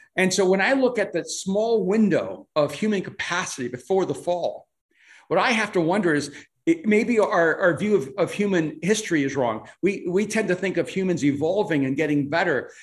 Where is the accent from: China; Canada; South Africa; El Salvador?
El Salvador; English is a second language; now in United States; I'm from El Salvador, so English is my second language